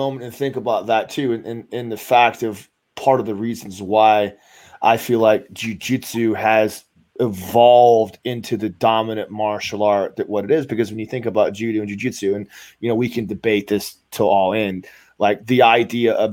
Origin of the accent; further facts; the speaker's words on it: United States; as Americans